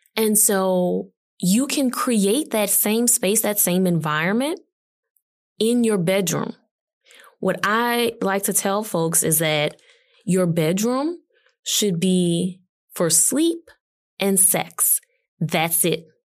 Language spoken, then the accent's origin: English; New Orleans, Louisiana, United States; growing up watching Oprah Winfrey and the Black newscasters in my hometown of New Orleans